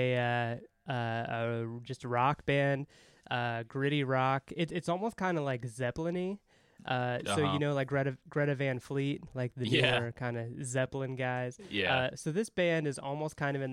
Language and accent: English; Indiana, United States; I'm from Indiana